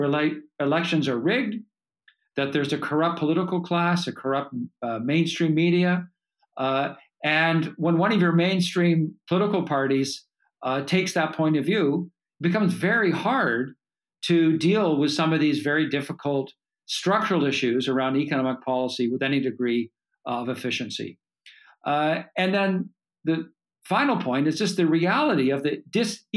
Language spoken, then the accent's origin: English; Canada; as a Canadian